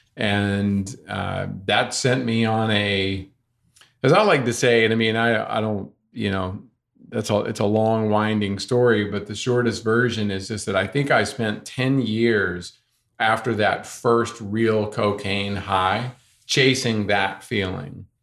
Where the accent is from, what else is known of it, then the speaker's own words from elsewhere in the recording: North Carolina, United States; I grew up here in North Carolina